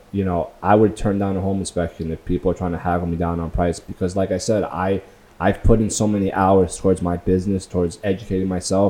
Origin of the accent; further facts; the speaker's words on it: Long Beach, California, United States; I went back to my hometown, Long Beach, just to watch the sunrise